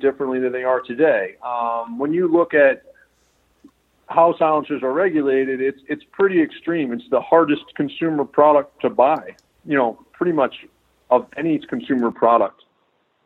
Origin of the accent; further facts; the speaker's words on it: New England, United States; also born or lived in Southeast US; now in Texas, United States; I live in Texas. I've lived all throughout the Southeast, but I grew up in New England